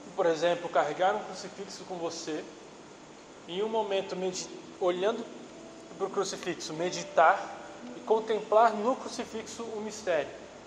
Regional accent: Minas Gerais, Brazil; eu sou mineiro.

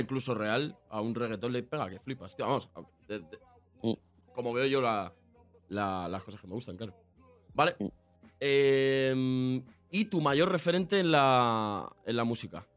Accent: a town in the south of Madrid, Community of Madrid, Spain; Yo, soy, un pueblo del sur de Madrid

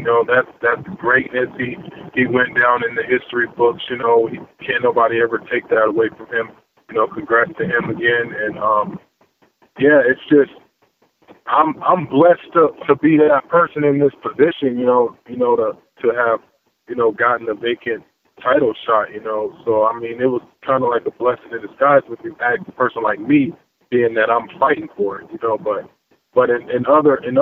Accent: Missouri, United States; I'm from the Show Me State

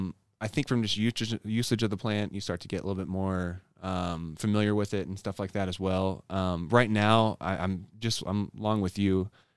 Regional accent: Oklahoma, United States; So I grew up in Oklahoma, born and raised there, in a conservative household.

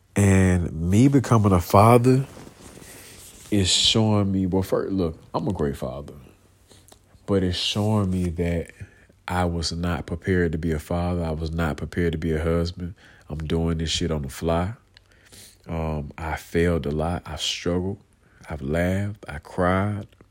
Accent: Atlanta, Georgia, United States; also born or lived in Americus, Georgia; I grew up in Clay County, man, you know, on the south side of Atlanta

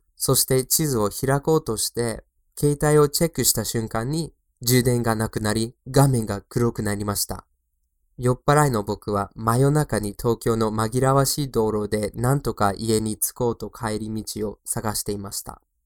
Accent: Boston, Massachusetts, United States; Japanese is a second language; now in Tokyo, Japan; 特に僕の出身地のボストンで

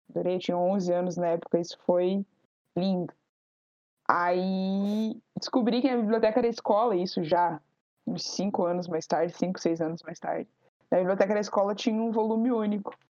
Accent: Campo Largo, Paraná, Brazil; tenho 26 anos, eu sou de Campo Largo, no Paraná.

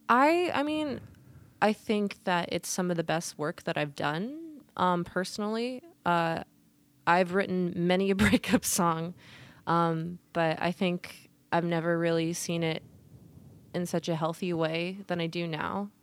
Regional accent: Portland, Oregon, United States; also born or lived in Vancouver Island, British Columbia, Canada; I was born and raised in Portland.

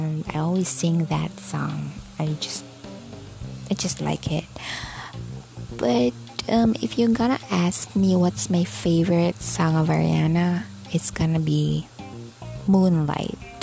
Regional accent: Philippines; I was born here in the Philippines

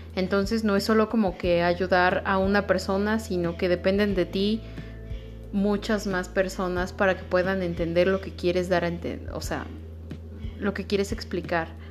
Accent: Mexico; somos ese mexicano conformista

